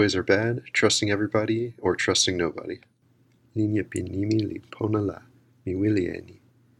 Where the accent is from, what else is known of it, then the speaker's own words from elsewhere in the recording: South Dakota, United States; I'm from South Dakota.